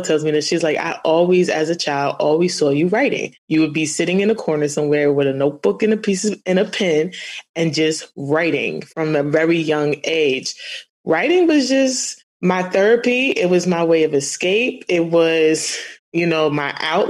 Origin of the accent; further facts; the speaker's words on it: New York City, New York, United States; I'm a native of Queens